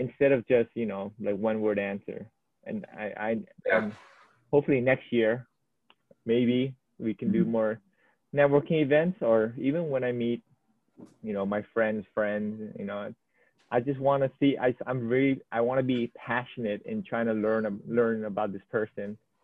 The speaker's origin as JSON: {"language": "English", "area": "Oahu", "region": "Hawaii", "country": "United States", "tie": "born or raised there"}